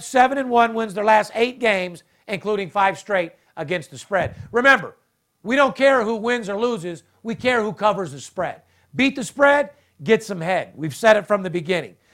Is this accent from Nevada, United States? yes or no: yes; Las Vegas, Nevada, United States; I'm third generation, born and raised in Vegas